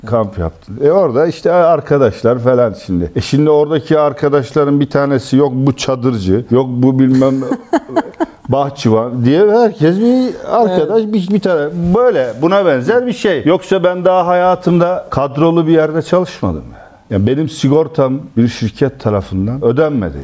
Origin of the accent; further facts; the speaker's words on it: Istanbul, Turkey; ben Fatih çocuğum